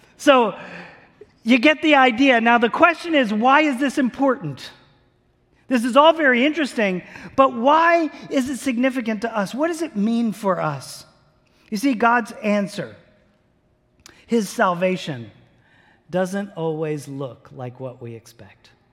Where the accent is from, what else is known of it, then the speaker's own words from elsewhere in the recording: New Jersey, United States; moved away; I grew up in New Jersey